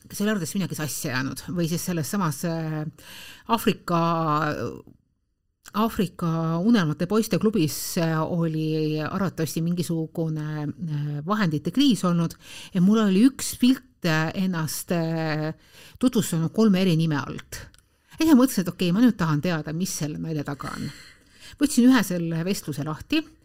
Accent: Tallinn, Harju County, Estonia; ma olen pärit Tallinnas ja elan Tallinnas

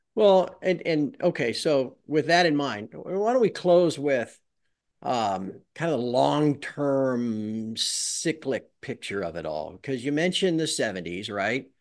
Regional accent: United States; I'm American

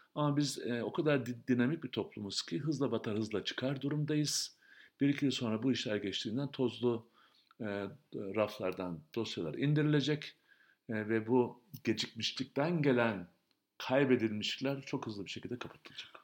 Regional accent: Turkey; biz Türkiye'de büyüdük

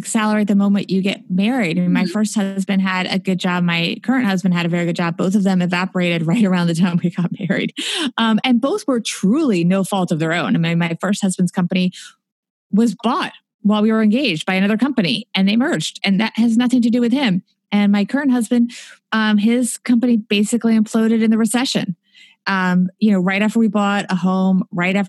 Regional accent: New Jersey, United States; also born or lived in New York City; I was born in New York City, but they moved out to New Jersey because they couldn't afford to live in New York City

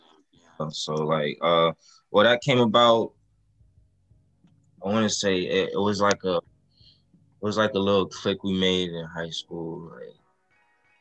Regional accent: Florida, United States; I'm from Florida.

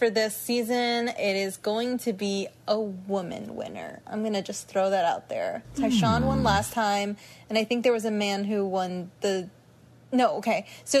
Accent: United States; considering I'm American

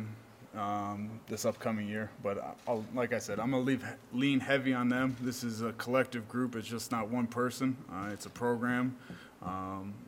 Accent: Ohio, United States; now in Ogden, United States; growing up in the Midwest and growing up in the state of Ohio

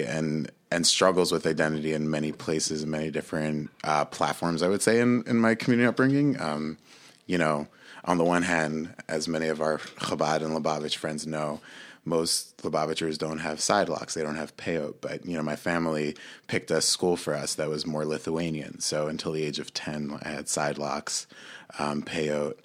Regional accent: Monsey, New York, United States; I grew up in a mixed race family in Muncie, New York

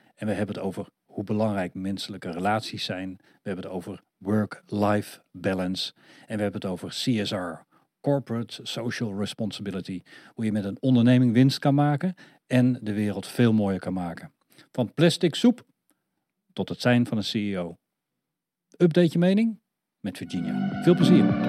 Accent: Netherlands; Wel hier geboren en getogen

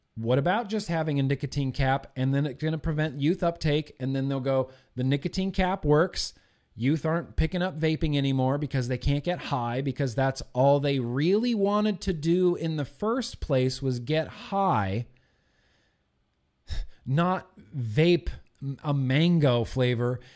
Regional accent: United States; as an American

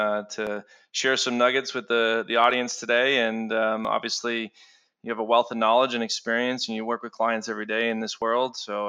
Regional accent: Boston, Massachusetts, United States; moved away as an adult; now in Atlanta, United States; I live here in Atlanta, and I'm originally from Boston.

